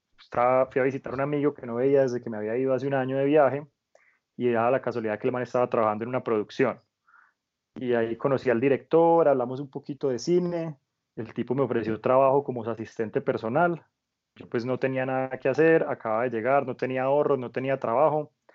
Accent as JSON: {"language": "Spanish", "country": "Colombia", "also_born_or_lived": "France", "said": "como muchos colombianos o muchos jóvenes de mi generación"}